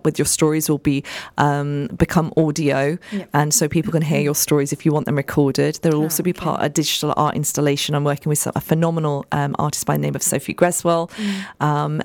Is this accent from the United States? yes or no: no; United Kingdom; We have to manage the role as a British woman. We have to manage the role as a Pakistani South Asian woman as well